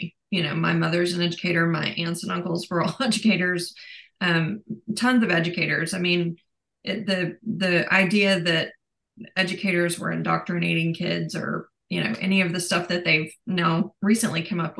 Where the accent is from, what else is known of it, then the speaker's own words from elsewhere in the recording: Granbury, Texas, United States; in Granbury, which is where we both grew up